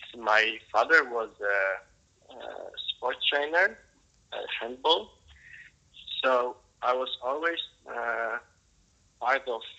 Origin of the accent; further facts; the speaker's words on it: Poland; I'm from Poland. I'm 26